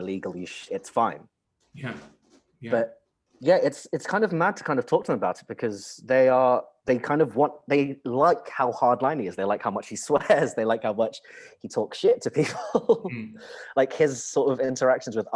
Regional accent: United Kingdom; I was born here

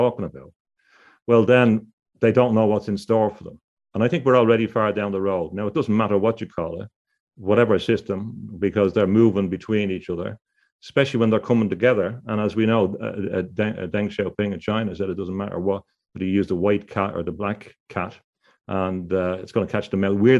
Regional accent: Dublin, Leinster, Ireland; When I was growing up in Dublin

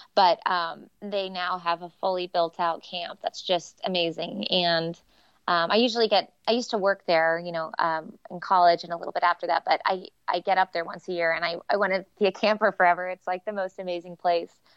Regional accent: Kansas City, United States; I'm from Kansas City, but, um, our elementary school would go to this place called Wildwood

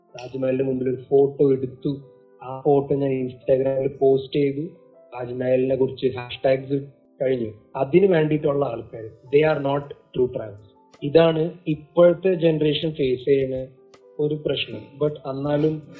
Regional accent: Oman; middle east Oman പിന്നെ നമ്മൾ അവിടെ ജനിച്ചു വളർന്ന

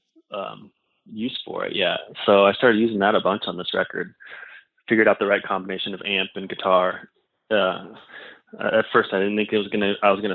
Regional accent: Indiana, United States; moved away as an adult; also born or lived in Los Angeles, California; now in Tennessee, United States; I grew up in Indiana

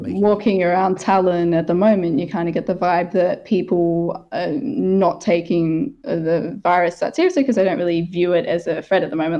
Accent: Australia; moved away; my home country, Australia

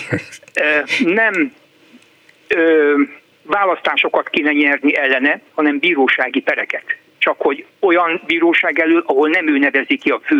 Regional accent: Hungary; Nem jó dolog ma külföldön azzal hencegni, hogy magyar vagyok

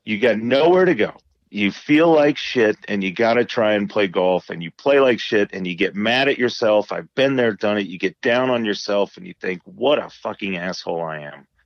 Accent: Indiana, United States; growing up in Indiana

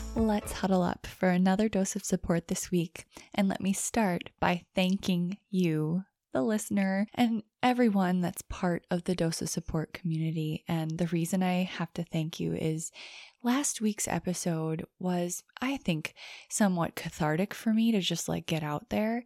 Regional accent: United States; as an American

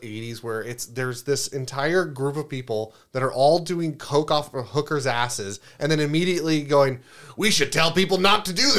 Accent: Windsor, Ontario, Canada; I'm from Windsor, Canada. I don't relate to New York.

